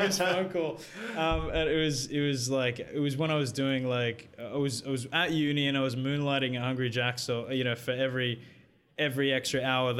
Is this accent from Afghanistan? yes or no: no; Philippines; I'm Filipino